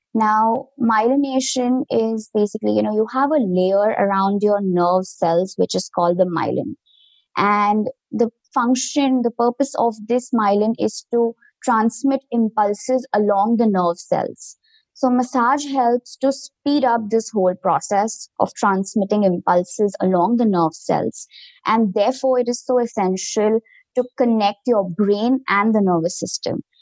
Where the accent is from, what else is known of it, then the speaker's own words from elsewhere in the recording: India; moved away as an adult; now in United States; I come from India originally